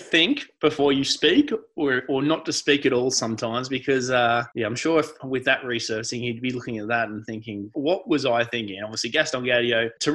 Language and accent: English; Australia; as an Aussie